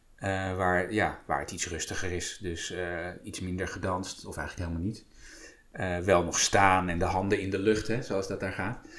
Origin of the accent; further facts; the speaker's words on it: Apeldoorn, Gelderland, Netherlands; mijn ouders stonden wel ingeschreven bij de, bij de kerk hier in Apeldoorn